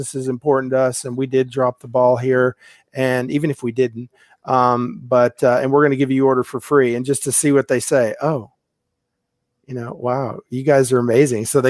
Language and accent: English; Houston, Texas, United States; also born or lived in Albuquerque / Tampa; I'm from Houston